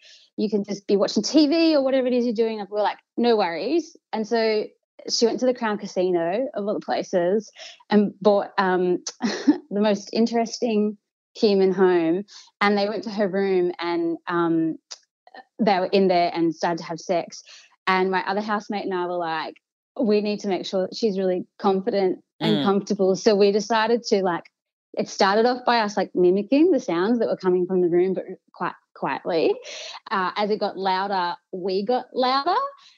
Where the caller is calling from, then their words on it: Melbourne, Victoria, Australia; I'm calling from nice non-lockdown Melbourne.